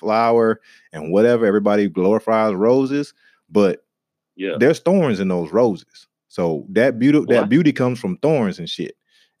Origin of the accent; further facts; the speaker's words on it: the South, United States; for me growing up in the South, and you know, I went out walking through the woods and just being in touch with nature a lot